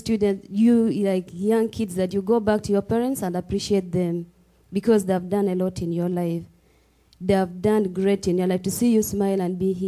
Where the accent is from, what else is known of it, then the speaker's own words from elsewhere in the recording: Gulu, Northern Region, Uganda; I come from Uganda, East Africa, specifically in Gulu, northern Uganda, is in the northern part of the country